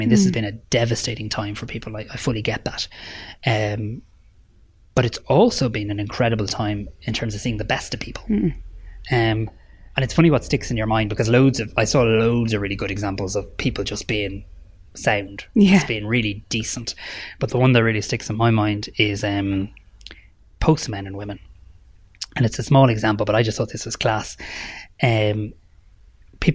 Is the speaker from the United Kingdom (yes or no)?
no; Ireland; We should be proud of that as Irish people